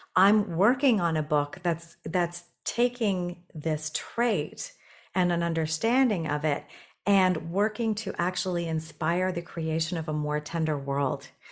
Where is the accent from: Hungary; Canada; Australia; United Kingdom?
Canada; Toronto, Ontario; moved away as an adult; also born or lived in Tokyo, Japan; I'm from Toronto now